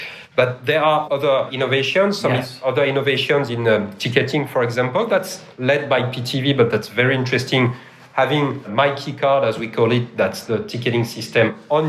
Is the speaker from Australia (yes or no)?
yes; Melbourne, Victoria, Australia; I'm born and raised in Melbourne, and then Trams, can you believe that?